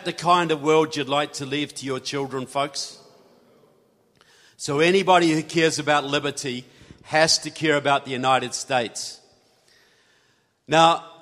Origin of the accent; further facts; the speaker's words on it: New Zealand; I'm from New Zealand.